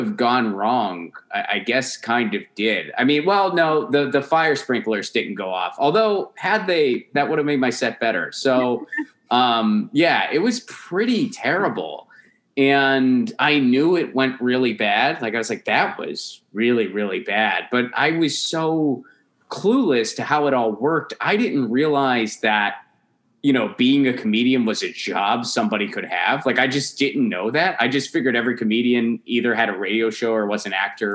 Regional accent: Rust Belt, United States; they're from the Rust Belt, like you and I both are

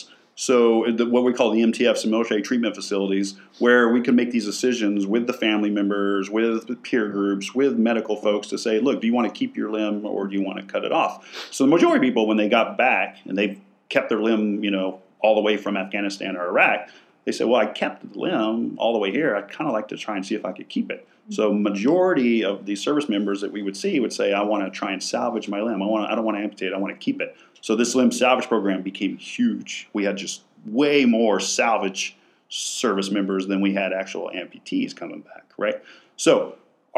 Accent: West Texas, United States; now in San Antonio, United States; I'm from West Texas

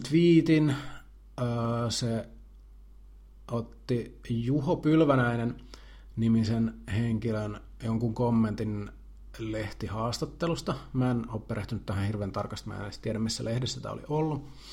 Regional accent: Jalasjärvi, South Ostrobothnia, Finland; me ollaan samalta paikkakunnalta kotoisin, me ollaan molemmat Jalasjärveltä

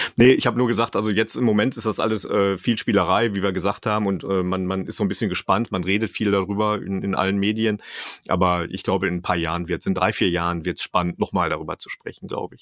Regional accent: Dortmund, North Rhine-Westphalia, Germany; ich komme ja selber aus Dortmund

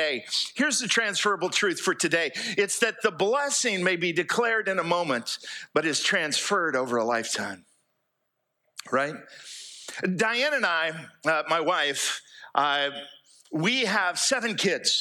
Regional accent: United States; moved away as an adult; also born or lived in Fairhope, Alabama; I grew up here in East Jackson County

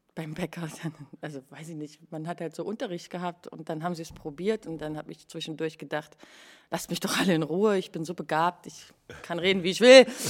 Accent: Dresden, Saxony, Germany; accent: Saxon; also born or lived in Leipzig; now in Berlin, Germany; ich komme aus Dresden, bin aber in Leipzig geboren

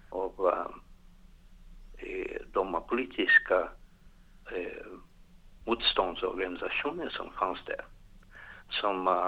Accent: Rio de Janeiro, Brazil; Swedish is a second language; moved away as an adult; also born or lived in São Paulo, Brazil; now in Gothenburg, Sweden; Jag är från Rio de Janeiro men jag vuxen också i São Paulo. Jag är så här halv paulista och halv carioca.

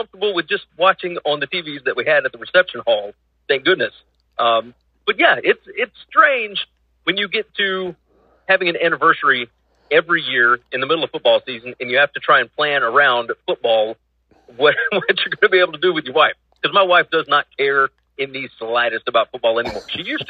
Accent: Tuscaloosa, Alabama, United States; moved away; I grew up in Tuscaloosa in my younger years.

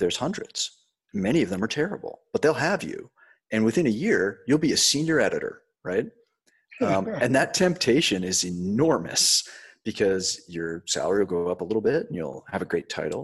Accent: Baltimore, Maryland, United States; also born or lived in London; I grew up in Baltimore

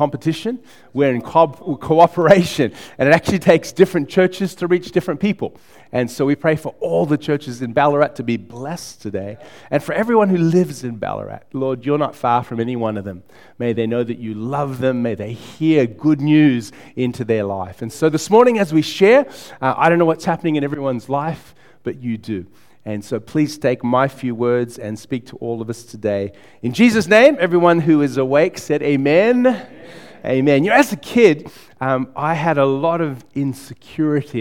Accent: United States; moved away as an adult; also born or lived in Blackburn South, Victoria, Australia; now in Melbourne, Australia; I moved to America when I was 9. I spent 10 years there with my family

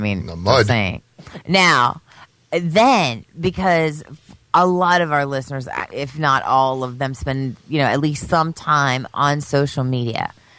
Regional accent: Pennsylvania, United States; Growing up in Pennsylvania

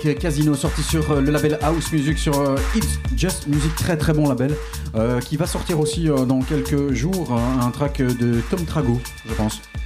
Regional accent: Charleroi, Wallonia, Belgium; Je viens bien de Charleroi

